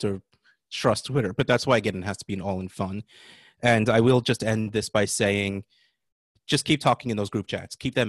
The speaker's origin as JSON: {"language": "English", "region": "New Jersey", "country": "United States", "said": "I'm from New Jersey."}